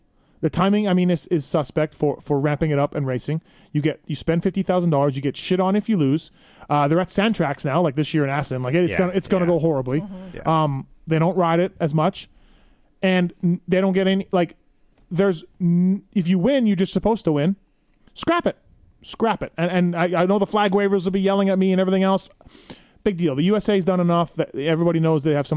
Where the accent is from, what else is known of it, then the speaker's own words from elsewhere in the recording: Canada; I'm Canadian